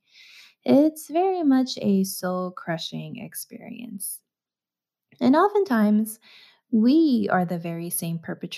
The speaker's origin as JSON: {"language": "English", "country": "United States", "said": "growing up in the States"}